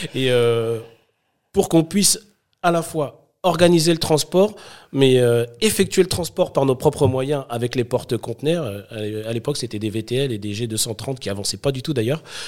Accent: Sarcelles, Île-de-France, France; je viens de banlieue, je viens de Sarcelles, une ville euh, où il faisait bon vivre à l'époque

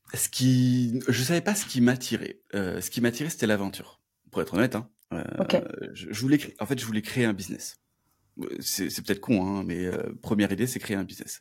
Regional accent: Toulouse, Occitania, France; je suis de Toulouse

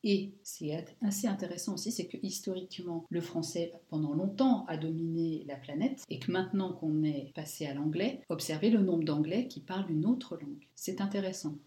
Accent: France; moved away as an adult; now in Luxembourg; Nous, en tant que Français, on suivait beaucoup nos enfants à l'école

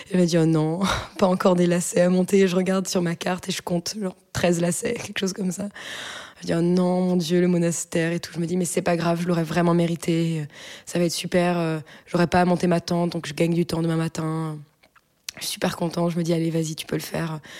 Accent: Brittany, France; je leur dis que je viens de Bretagne

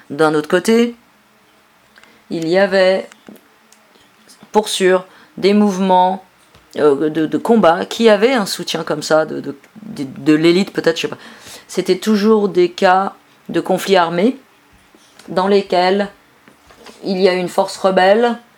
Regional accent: Virginia, United States; French is a second language; moved away as an adult; now in Barcelona, Spain; Je viens de Virginie, aux États-Unis. Depuis 2007, j'habite en Catalogne, à Barcelone. Quand je suis arrivé là-bas en 2007, j'étais cet anarchiste américain

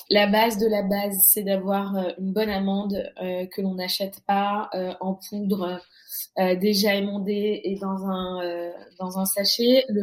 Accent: France; même si je, je, suis née et j'ai grandi en France, euh, j'ai la chance que mes parents me, on va dire, me lâchent dans la nature euh, marocaine quand depuis que je suis toute petite.

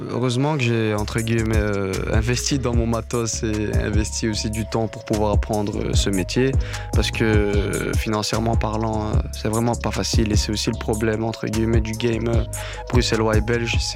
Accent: Morocco; il faut savoir que je suis berbère du Maroc, berbère. Et euh, j'écoutais énormément de chansons riff.

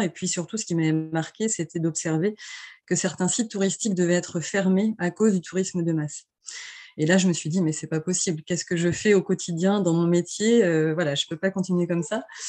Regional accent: L'Aiguillon-sur-Mer, Pays de la Loire, France; j'ai baigné dans le tourisme depuis toute petite puisque je suis, je viens de l'Aiguillon-sur-Mer, donc qui est une petite station balnéaire de Vendée

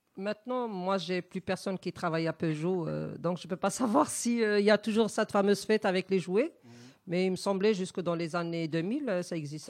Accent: Wittenheim, Grand Est, France; also born or lived in Casablanca, Morocco; je suis née à Casa. Je suis arrivée en 76 en, France. J'avais six ans et demi

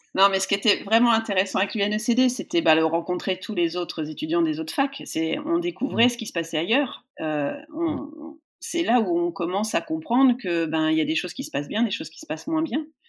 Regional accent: Poitiers, Nouvelle-Aquitaine, France; je suis née à Poitiers, euh, je suis, toute ma famille est de là-bas, euh, donc, euh, bah, j'ai fait mon, mon collège.

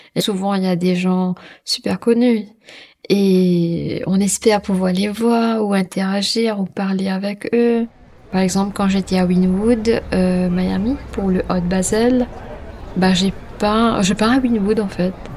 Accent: Mauritius; je suis mauricienne, hein, je suis créole

